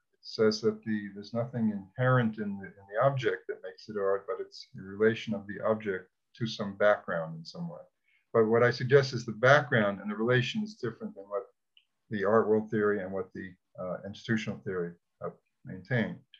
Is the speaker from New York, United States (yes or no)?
yes; New York City, New York, United States; I'm from Brooklyn